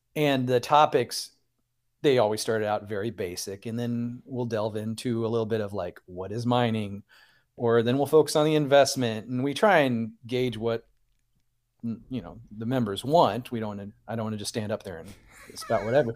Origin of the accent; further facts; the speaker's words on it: Central Illinois, United States; I'm from Central Illinois